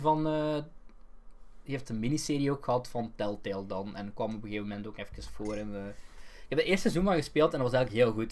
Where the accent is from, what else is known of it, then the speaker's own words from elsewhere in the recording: Belgium; In Toverland ben ik herkend geweest als Belg